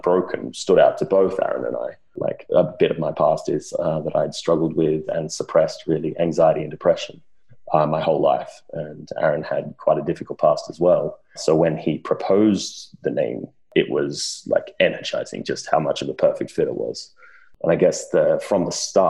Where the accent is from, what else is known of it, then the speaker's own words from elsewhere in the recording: Wagga Wagga, New South Wales, Australia; moved away as an adult; now in London, United Kingdom; I grew up in Wagga Wagga, Australia